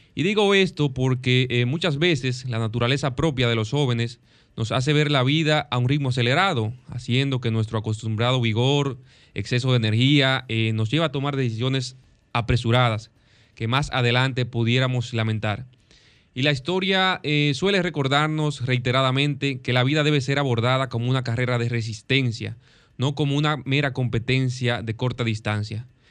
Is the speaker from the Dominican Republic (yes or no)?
yes; Dominican Republic; nuestro gran país, del país que amamos, la República Dominicana